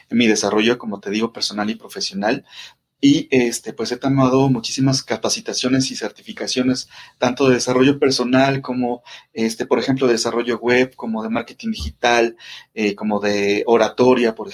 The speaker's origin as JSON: {"language": "Spanish", "region": "Mexico City", "country": "Mexico", "tie": "born or raised there", "said": "yo estoy, eh, te digo, acá en la Ciudad de México, de aquí soy, aquí nací y este, eh, pues he cambiado como de distintas colonias y todo esto, pero sigo viviendo en la Ciudad de México"}